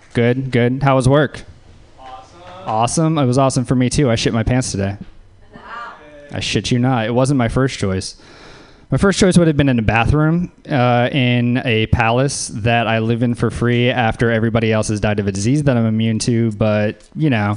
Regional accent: Louisiana, United States; I'm from Louisiana

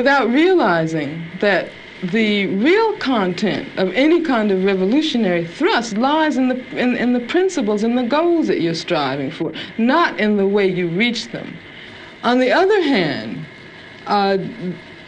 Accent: Birmingham, Alabama, United States; moved away; also born or lived in Los Angeles; I grew up in Birmingham, Alabama

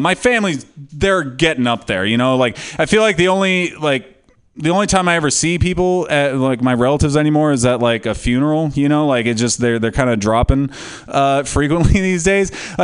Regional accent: California, United States; "Yeah, I'm from California."

